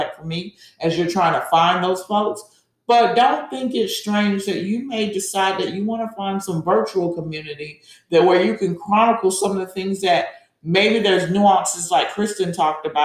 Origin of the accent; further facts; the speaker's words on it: Georgia, United States; I'm from Georgia.